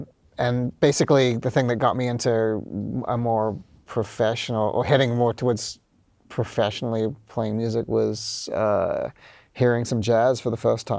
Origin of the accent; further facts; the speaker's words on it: Auckland, New Zealand; moved away as an adult; also born or lived in Wellington, New Zealand; now in New York, United States; I'm from Auckland.